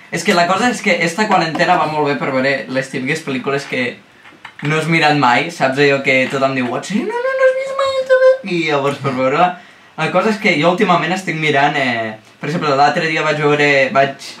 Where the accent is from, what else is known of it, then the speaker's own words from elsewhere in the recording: Barcelona, Catalonia, Spain; a mi quan me pregunten d'on sóc, sempre dic de Barcelona